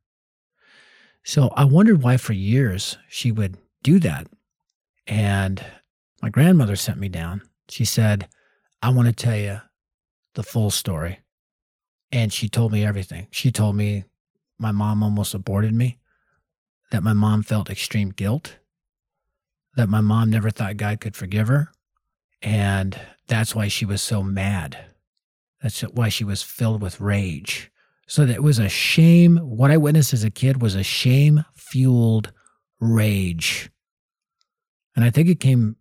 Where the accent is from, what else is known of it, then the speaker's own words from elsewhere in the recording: Denver, Colorado, United States; Born and raised in North Denver, which at the time was the highest crime rate area of our city.